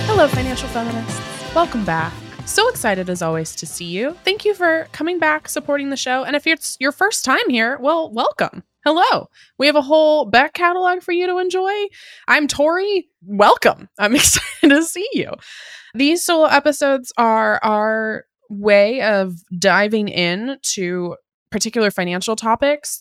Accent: Puyallup, Washington, United States; also born or lived in Seattle, Washington; I grew up in Puyallup, Tacoma.

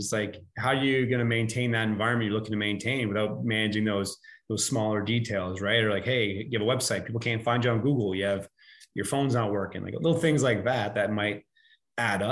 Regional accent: Canada; we're Canadian

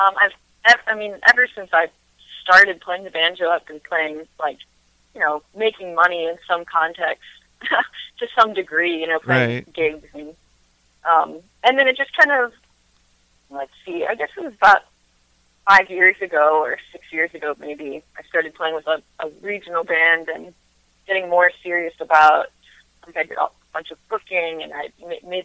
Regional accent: Front Royal, Virginia, United States; also born or lived in Nashville, Tennessee; now in Winchester, United States; I grew up in Front Royal, and then briefly lived in Nashville.

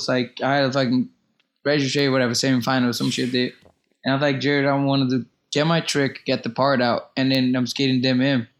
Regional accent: Brazil; English is a second language; No, he was just like, you know, like coming from Brazil, whatever, you know, like all tha

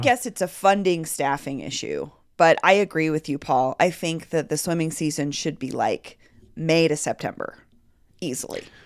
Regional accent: Denver, Colorado, United States; growing up in Denver, my neighborhood pool, Cook Park pool, was the spot.

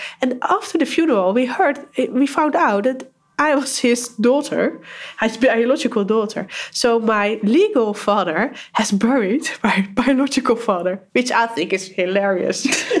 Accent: Barendrecht, South Holland, Netherlands; I was born in Barendrecht, near the clinic.

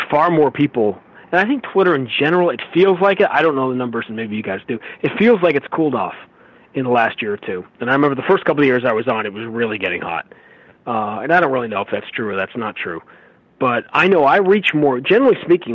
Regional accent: New York City, New York, United States; moved away; I grew up in New York

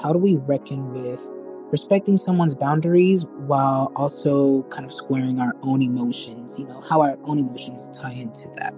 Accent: Puerto Rico; I'm from Puerto Rico

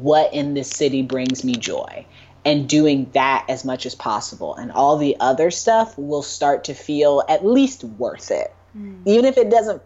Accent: Indiana, United States; now in New York, United States; I am a Hoosier. I love that I am from the Midwest

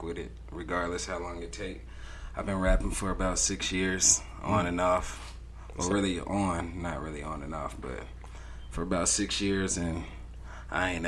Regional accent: Denver, Colorado, United States; from Denver, Colorado, born and raised

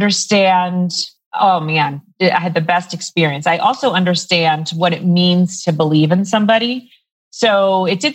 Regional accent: New York, United States; moved away as an adult; also born or lived in Harlem / Washington Heights; now in Denver, United States; I'm from New York originally.

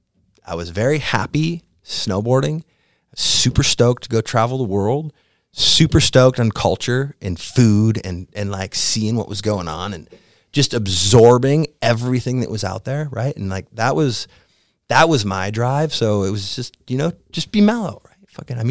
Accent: Wisconsin, United States; now in Gothenburg, Sweden; I'm from Wisconsin, and now I'm in Gothenburg, and there's 60,000 people screaming about me.

